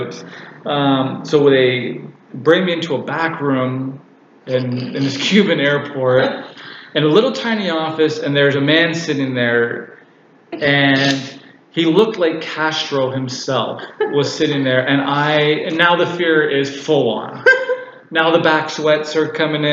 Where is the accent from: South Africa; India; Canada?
Canada; I'm Canadian